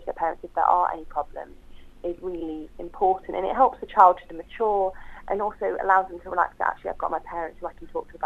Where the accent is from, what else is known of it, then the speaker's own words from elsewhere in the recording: Leicester, East Midlands, United Kingdom; moved away as an adult; also born or lived in Nottingham / Newcastle; I grew up in Leicester and Nottingham, which has a strong Muslim community